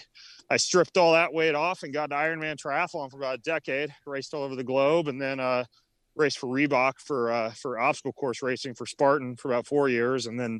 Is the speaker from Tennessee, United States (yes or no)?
no; Idaho, United States; I grew up in North Idaho, up in what's called the Panhandle.